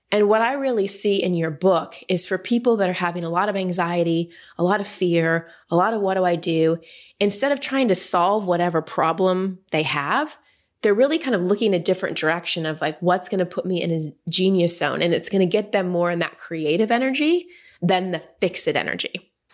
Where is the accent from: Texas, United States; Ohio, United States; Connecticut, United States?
Texas, United States; also born or lived in Wisconsin; I was born in Wisconsin, then we moved to Texas when I was like two and a half.